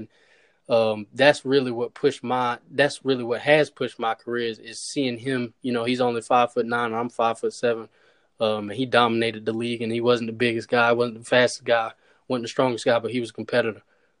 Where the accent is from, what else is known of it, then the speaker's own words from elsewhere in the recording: Charlotte, North Carolina, United States; For me, it's North Carolina is a basketball state. So for me, a lot of emphasis was on basketball when I was younger, just with Duke and North Carolina.